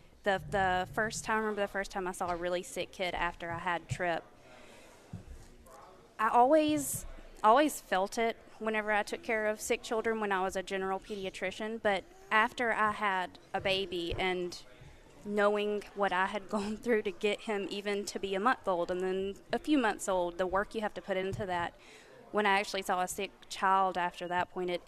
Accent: Georgia, United States; I'm from Georgia.

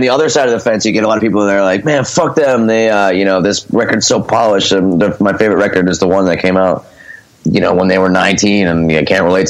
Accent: Scranton, Pennsylvania, United States; now in Philadelphia, United States; Both my parents are from Scranton, so they moved back to Scranton. I was raised in Scranton.

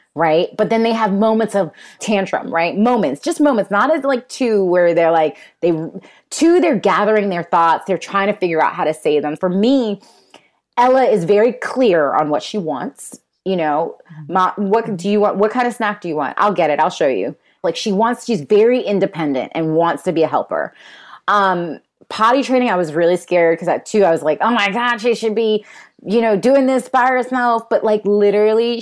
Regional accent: New York City, New York, United States; I was born in Queens

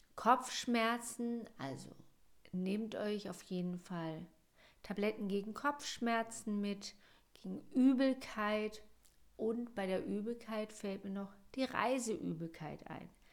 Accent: Germany; Bei uns in Deutschland

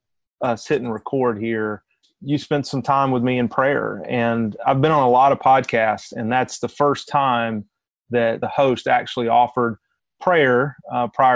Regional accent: Cedartown, Georgia, United States; also born or lived in Rome, Georgia; I grew up here where I am essentially now. I was born in Rome, Georgia, which is about an hour northwest of Atlanta. And then we moved from Rome to Cedartown when I was 7 years old.

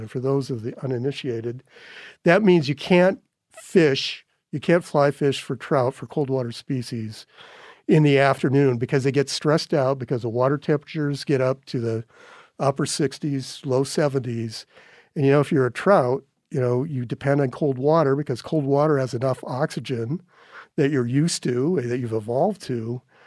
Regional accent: North Dakota, United States; now in Montana, United States; when I was a kid growing up in North Dakota

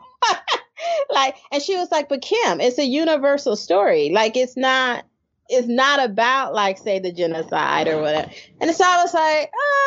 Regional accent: United States; I, as an American, even a Black American

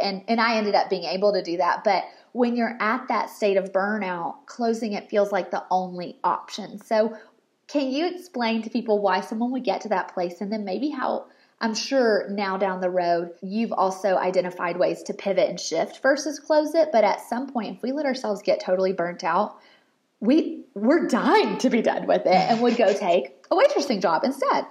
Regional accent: Murfreesboro, Tennessee, United States; I'm from Murfreesboro

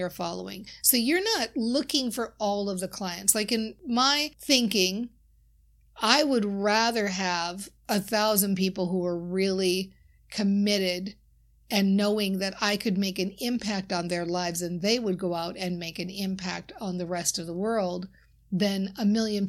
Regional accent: Minnesota, United States; I often talk about being from Minnesota. My accent certainly shows that.

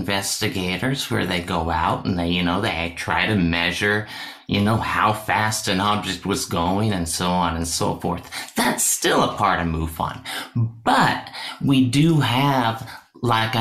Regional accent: Washington, United States; I was born in Washington State.

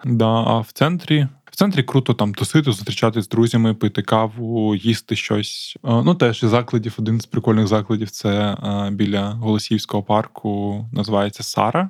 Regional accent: Odesa, Odesa Oblast, Ukraine; moved away as an adult; now in Kyiv, Ukraine; Для мене, е, мабуть, є важливим казати, що я з Одеси

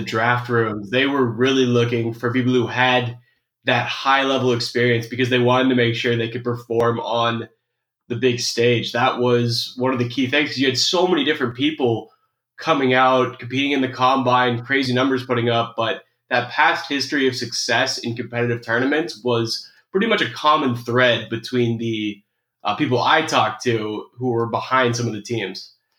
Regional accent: Portland, United States; because I'm from Portland.

